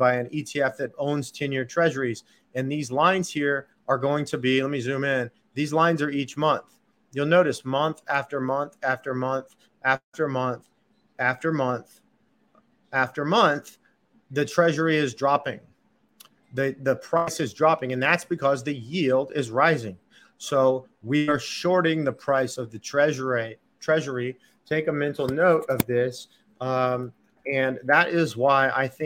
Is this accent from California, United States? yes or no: no; Texas, United States; I'm a Texan